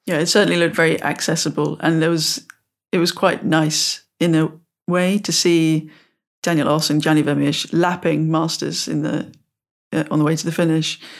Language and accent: English; United Kingdom; growing up in the British countryside of bridle ways and footpaths